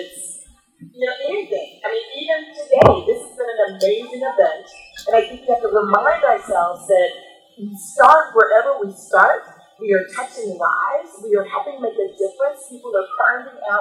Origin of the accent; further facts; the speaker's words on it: Kansas City, United States; moved away as an adult; also born or lived in Chicago, Illinois; now in Illinois, United States; I'm originally from Kansas City, so I'm originally from the Midwest